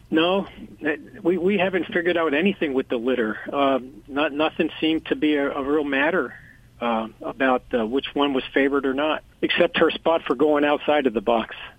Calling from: Pottstown, Pennsylvania, United States; I'm calling from uh, Pottstown, Pennsylvania

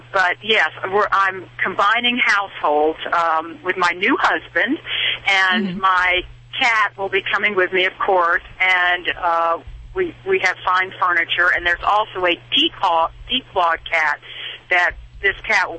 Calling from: North Carolina, United States; I'm calling from North Carolina.

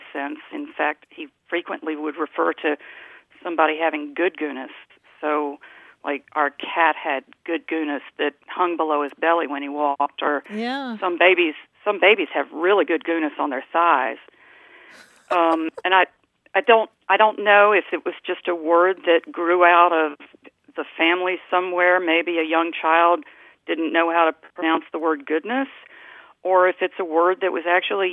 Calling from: Virginia Beach, Virginia, United States; I'm calling from Virginia Beach, Virginia

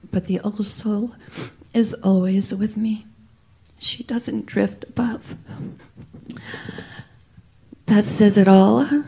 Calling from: Memphis, Tennessee, United States; I'm calling straight from Memphis.

